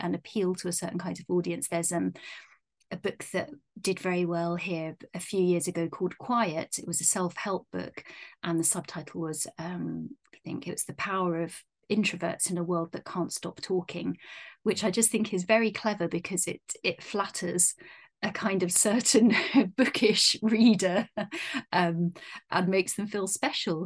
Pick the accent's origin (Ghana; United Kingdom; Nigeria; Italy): United Kingdom; being British